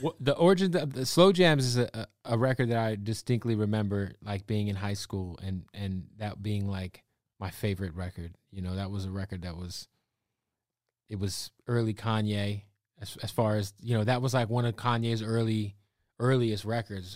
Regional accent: Phoenix, Arizona, United States; now in California, United States; I'm from Phoenix

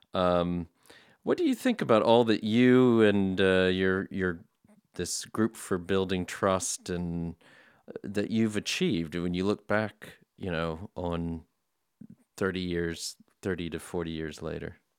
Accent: United States; I'm an American

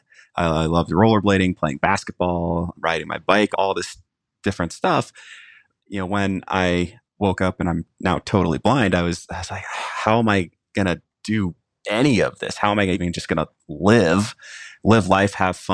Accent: Jacksonville, United States; my hometown of Jacksonville

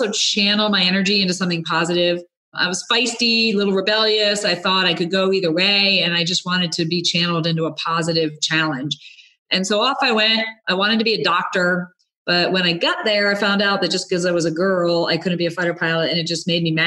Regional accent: Rhode Island, United States; I grew up in Rhode Island, a youngest of five kids

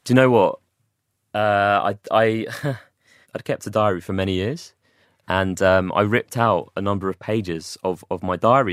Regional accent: London, United Kingdom; moved away as an adult; also born or lived in Watford / Manchester; I'm from London originally

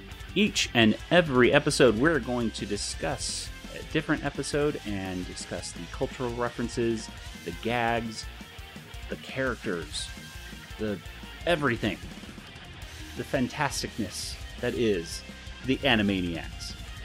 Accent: Southwest, United States; accent: a different type of Southern accent; But we're from the South, too, sort of. The Southwest.

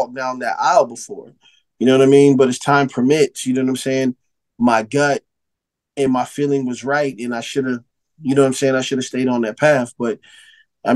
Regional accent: Phoenix, Arizona, United States; I come from Phoenix, Arizona. I come from a city that's not on the map like in LA or Chicago or New York and in Miami.

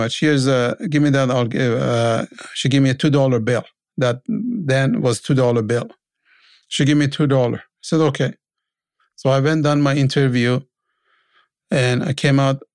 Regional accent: Iran; moved away as an adult; now in Canada; I was a mechanic from Iran

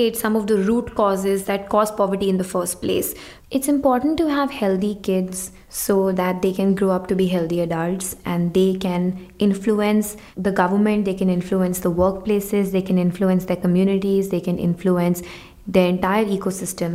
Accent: India; When I was growing up in India

